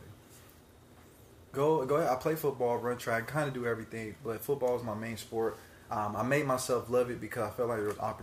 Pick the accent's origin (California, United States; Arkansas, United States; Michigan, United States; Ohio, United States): California, United States; Palmdale; grew up in Palmdale.